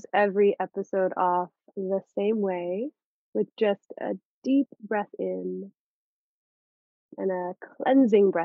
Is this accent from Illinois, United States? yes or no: no; Florida, United States; moved away as an adult; also born or lived in Boston; I grew up in Florida. So for the first 18 years of my life, it was summer all year round